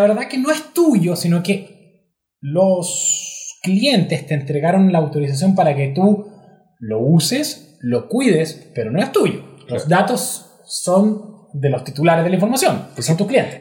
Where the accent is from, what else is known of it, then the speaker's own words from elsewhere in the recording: Chile; uno como chileno